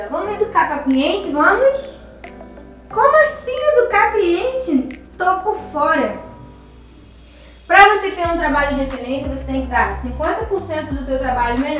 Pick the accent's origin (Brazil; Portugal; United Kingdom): Brazil; Rio de Janeiro; eu sou do Rio de Janeiro, estava lá de Copacabana né?